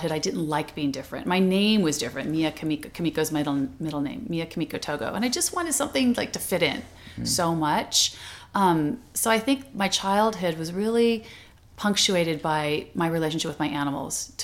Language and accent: English; Orange County, California, United States; when I grew up in Orange County, which is not that far from here, and it was very Caucasian, it was the 60s, mid-60s